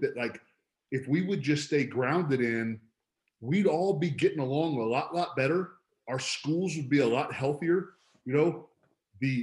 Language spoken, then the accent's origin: English; Palm Beach Gardens, Florida, United States; my hometown is Palm Beach Gardens